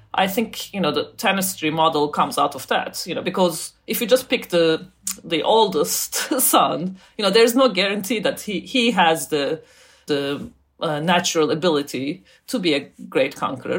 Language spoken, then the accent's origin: English; Turkey; I grew up in Turkey